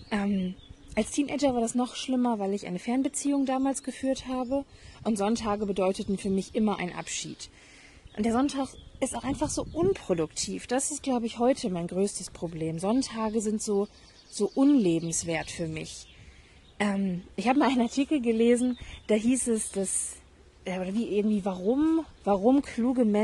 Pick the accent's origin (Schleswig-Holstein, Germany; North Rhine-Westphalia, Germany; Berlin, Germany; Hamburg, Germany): Hamburg, Germany; Ich bin Halbirin, ich bin in Hamburg aufgewachsen. Ich kenne Regen, dachte ich. Ich bin ein norddeutsches Mädchen.